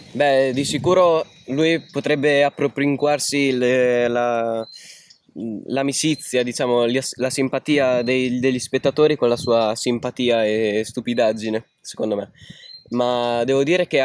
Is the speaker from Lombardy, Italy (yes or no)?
no; Bari, Apulia, Italy; ho 14,3 periodici anni e vengo da Bari